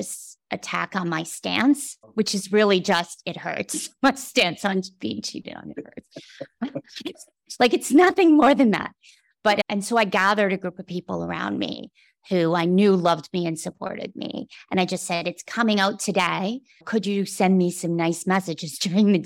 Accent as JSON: {"language": "English", "country": "Canada", "said": "as a Canadian"}